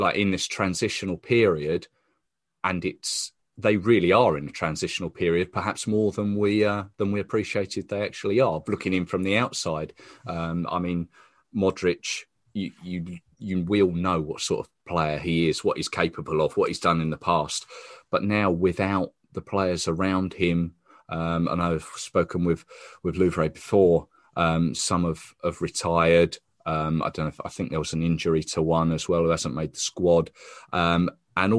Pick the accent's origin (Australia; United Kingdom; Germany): United Kingdom; England; As English